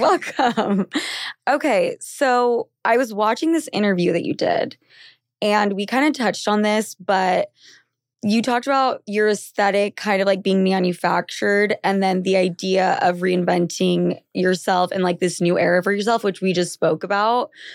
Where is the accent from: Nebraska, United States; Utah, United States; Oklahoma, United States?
Utah, United States; I'm from Utah